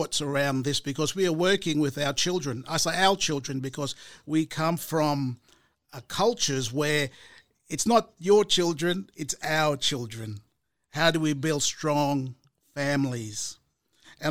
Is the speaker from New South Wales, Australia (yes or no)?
no; Murray Island, Torres Strait, Queensland, Australia; So I'm from there. I'm from Murray Island. I'm from Mur.